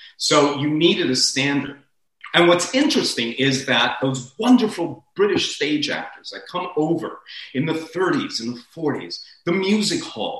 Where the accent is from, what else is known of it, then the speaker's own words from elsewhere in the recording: Miami, Florida, United States; also born or lived in New York City; I was born in East Harlem in New York City, son of political exiles or immigrants. I was raised half my life in Miami.